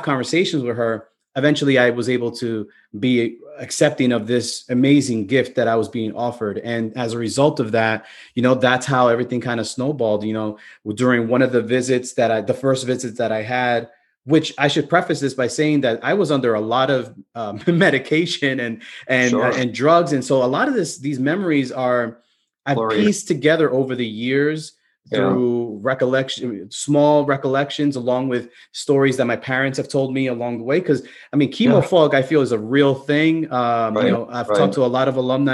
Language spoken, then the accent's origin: English; New York City, New York, United States; being a kid from the Bronx and a family that was growing up in the Bronx, which, you know, is one of the boroughs in New York City